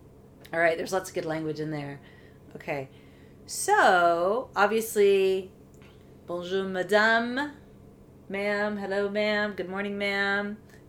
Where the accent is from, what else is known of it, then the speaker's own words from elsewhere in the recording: United States; now in France; as an American